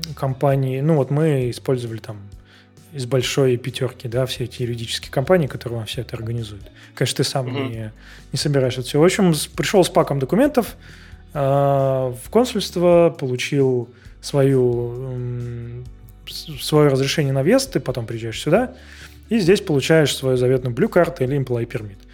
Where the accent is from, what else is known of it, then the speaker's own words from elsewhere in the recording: Saint Petersburg, Russia; moved away as an adult; now in Prague, Czech Republic; я из, я из Питера